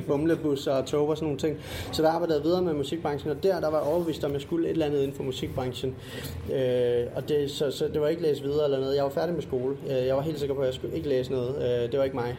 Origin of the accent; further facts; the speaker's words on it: Funen, Southern Denmark, Denmark; jeg er Fynbo